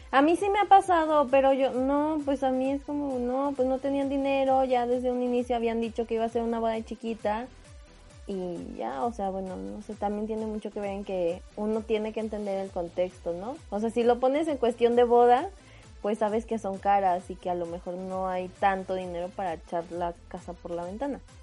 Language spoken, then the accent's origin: Spanish; Mexico; los mexicanos